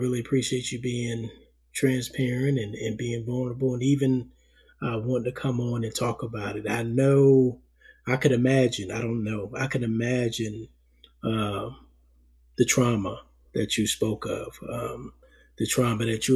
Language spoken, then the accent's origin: English; New York City, New York, United States; moved away; First 10 years of my life, you know, I was born in Harlem, New York, lived in Harlem with my parents and my older brother